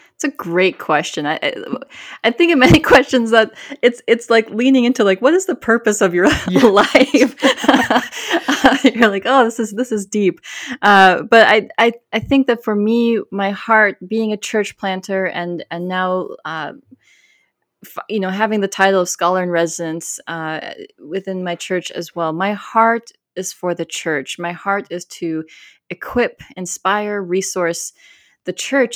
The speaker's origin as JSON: {"language": "English", "region": "Minnesota", "country": "United States", "tie": "born or raised there", "also_born_or_lived": "South Carolina", "moved": "yes", "lives_now": "Austin, United States", "said": "I was born in South Carolina, grew up in Minnesota, and now live in Austin, Texas"}